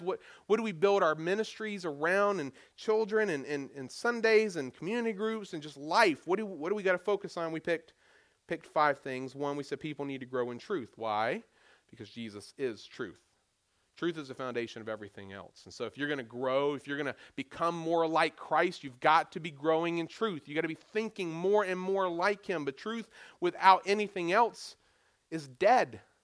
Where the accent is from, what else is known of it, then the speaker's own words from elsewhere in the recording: Goldsboro, North Carolina, United States; now in Hampton Roads, Virginia, United States; my hometown, Goldsboro, North Carolina